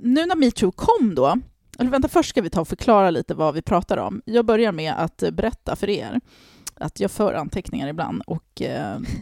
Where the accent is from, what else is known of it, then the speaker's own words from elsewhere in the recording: Harmånger, Gävleborg County, Sweden; när jag växte upp i Harmånger på 90-talet